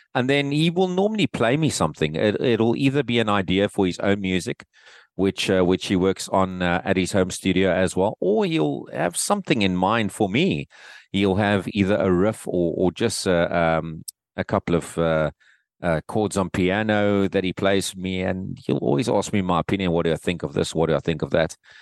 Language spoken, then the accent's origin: English; Cape Town, Western Cape, South Africa; back here in my hometown, in, in Cape Town.